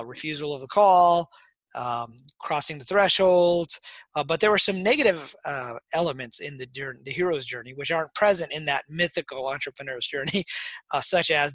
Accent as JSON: {"language": "English", "town": "Detroit", "region": "Michigan", "country": "United States", "tie": "born or raised there", "said": "I grew up in Detroit"}